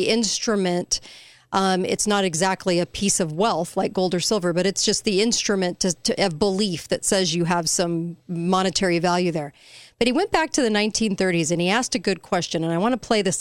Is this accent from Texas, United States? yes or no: no; California, United States; moved away; I'm from California. I was raised there